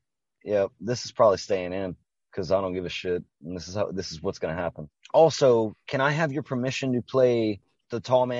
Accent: Canada; We've established this shit. We're from Canada, man.

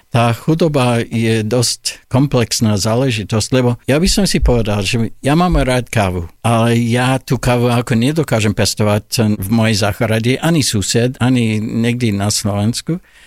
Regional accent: Olds, Alberta, Canada; Slovak is a second language; moved away as an adult; now in Slovakia; Ja som sa narodil v takom malom ako kanadskom meste, volá sa Olds a to je blízko Kalgária a na západe Kanady

